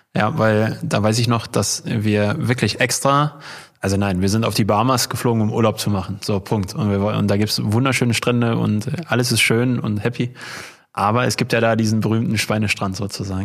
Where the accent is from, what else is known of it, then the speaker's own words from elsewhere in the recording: Unna district, North Rhine-Westphalia, Germany; wir kommen ja hier aus, aus dem Kreis Unna und dann gibt's ja die Stadt Hamm direkt daneben